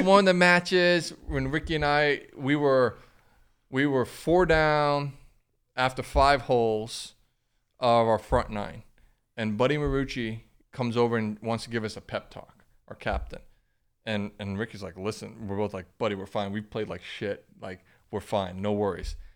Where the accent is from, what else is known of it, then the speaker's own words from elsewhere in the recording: Grant, Florida, United States; growing up in Grant, Florida